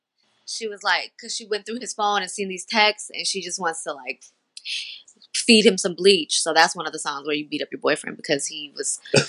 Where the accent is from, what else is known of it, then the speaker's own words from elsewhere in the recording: Denver, Colorado, United States; Yeah, I'm from Denver.